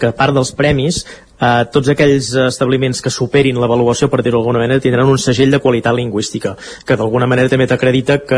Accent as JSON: {"language": "Catalan", "region": "Catalonia", "country": "Spain", "said": "Estem jugant a fer veure que som espanyols quan som catalans, no?"}